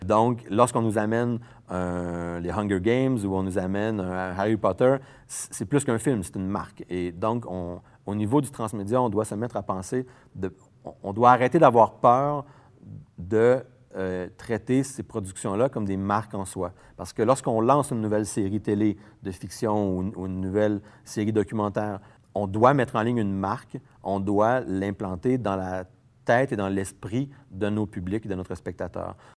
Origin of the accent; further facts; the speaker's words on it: Montreal, Quebec, Canada; Je viens de Montréal, Québec, Canada